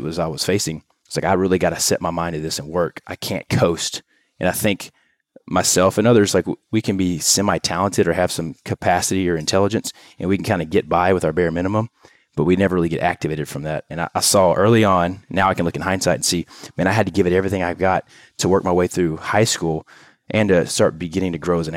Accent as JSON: {"language": "English", "region": "Louisiana", "country": "United States", "tie": "born or raised there", "also_born_or_lived": "Tennessee", "moved": "as an adult", "lives_now": "Houston, United States", "said": "we moved to Louisiana at a young age, grew up in a trailer home and five kids"}